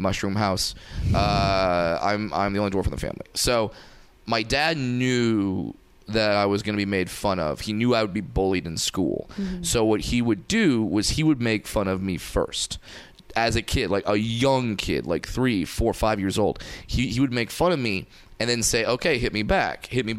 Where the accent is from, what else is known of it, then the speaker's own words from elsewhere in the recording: Fullerton, California, United States; I'm from Orange County